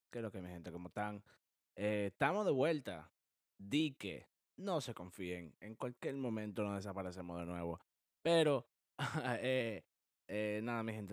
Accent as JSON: {"language": "Spanish", "country": "Dominican Republic", "moved": "yes", "lives_now": "United States", "said": "nosotros los cuatro, somos dominicanos"}